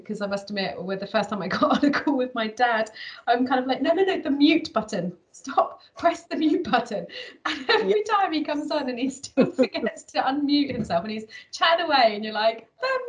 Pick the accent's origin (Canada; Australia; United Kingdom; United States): United Kingdom; I'm very direct as a British person